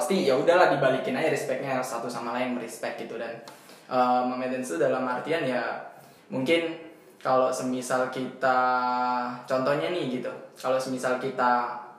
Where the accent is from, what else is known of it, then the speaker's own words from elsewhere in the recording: East Java, Indonesia; accent: medok; saya emang dari Jawa sama-sama uh, dari Jawa Timur gitu sama Mbak Aldwin